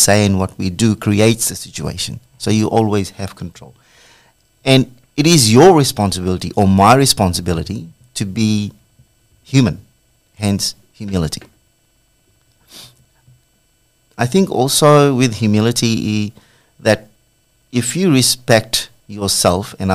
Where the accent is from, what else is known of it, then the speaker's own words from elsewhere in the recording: Fiji; now in Australia; As a child, probably after the age of 10, I come from Fiji